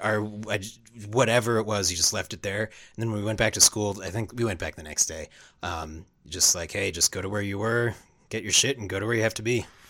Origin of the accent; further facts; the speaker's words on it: Long Island, New York, United States; I grew up in Long Island, New York